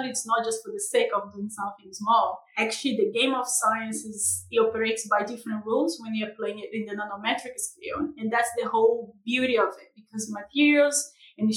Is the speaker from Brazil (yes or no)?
yes; Brazil; accent: tropical; moved away as an adult; now in United Kingdom; I'm from Brazil. So I originally moved to the UK in 2017